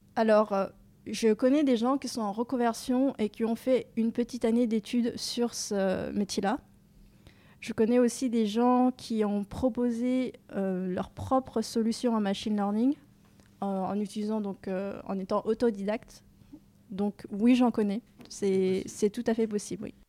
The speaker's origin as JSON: {"language": "French", "town": "Dijon", "region": "Bourgogne-Franche-Comté", "country": "France", "tie": "born or raised there", "also_born_or_lived": "Rennes", "moved": "as an adult", "lives_now": "Paris, France", "said": "J'ai grandi à Dijon, donc en Bourgogne, où j'ai fait mon collège, mon lycée"}